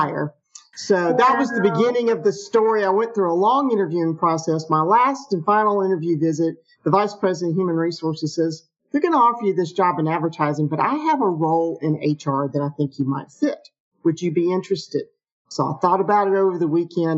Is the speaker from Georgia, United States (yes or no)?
yes; Atlanta, Georgia, United States; I grew up in the Atlanta area. I'm one of those rare Atlanta natives